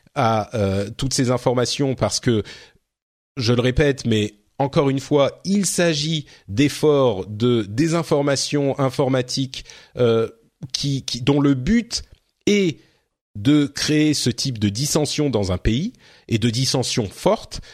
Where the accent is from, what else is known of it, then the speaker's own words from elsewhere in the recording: France; chez nous en France